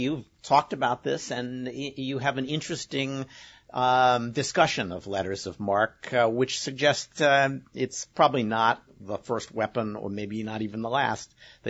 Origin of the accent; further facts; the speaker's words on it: Scotland, United Kingdom; speaking as a Scot, we would for sure do that.